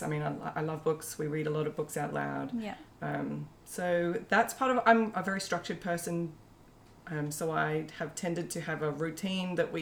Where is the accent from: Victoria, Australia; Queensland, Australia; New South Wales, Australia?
New South Wales, Australia; now in Brisbane, Australia; I live in Brisbane, and so I'm part of some homeschooling groups in Brisbane. Though I grew up in New South Wales, so Brisbane's become a second home.